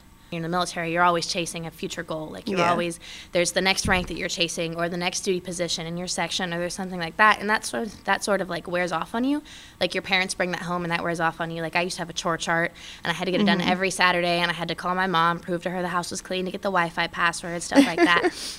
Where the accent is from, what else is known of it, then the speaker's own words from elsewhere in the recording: Travis Air Force Base, California, United States; born there; I was born on Travis Air Force Base.